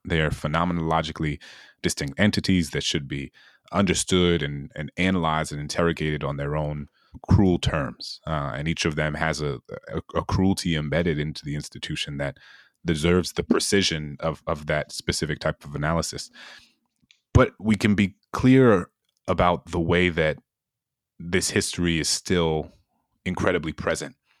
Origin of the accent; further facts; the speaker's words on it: New Orleans, Louisiana, United States; my hometown in New Orleans